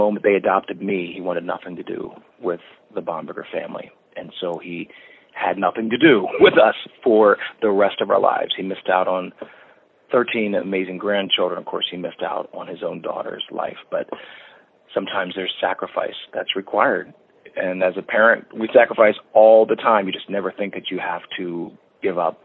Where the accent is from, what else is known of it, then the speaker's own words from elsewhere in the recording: Lancaster, Pennsylvania, United States; moved away as an adult; also born or lived in Atlanta, Georgia; I'm from Lancaster, Pennsylvania